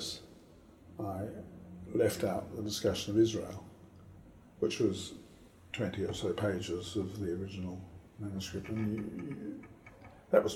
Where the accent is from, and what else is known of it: Adelaide, South Australia, Australia; born or raised there; moved away as an adult; also born or lived in Oxford / Sydney; now in The Hague, Netherlands